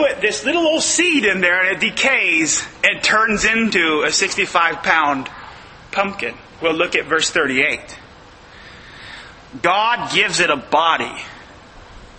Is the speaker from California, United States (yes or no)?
yes; Northern California, United States; now in Southern California, United States; we're from the North. California, you know, it's a different state up there.